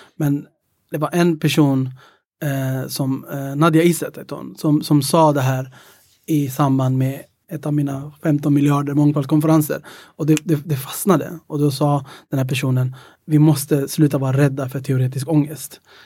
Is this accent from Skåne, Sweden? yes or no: no; Stockholm, Stockholm County, Sweden; also born or lived in Ethiopia / Greece / Södermalm; Mina, mina föräldrar är från Etiopien och jag är uppväxt i Tensta